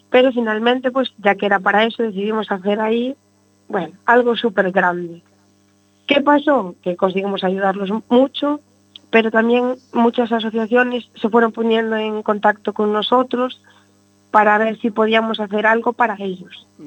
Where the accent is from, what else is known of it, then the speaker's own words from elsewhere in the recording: Tui, Galicia, Spain; nosotros somos de TUI.